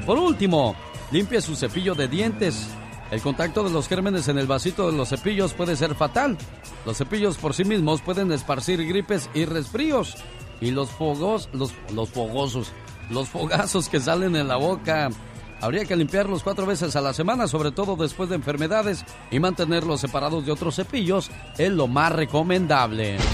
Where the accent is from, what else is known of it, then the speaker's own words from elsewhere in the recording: Mexicali, Baja California, Mexico; moved away; un día salí de Mexicali, pero Mexicali nunca salió de mí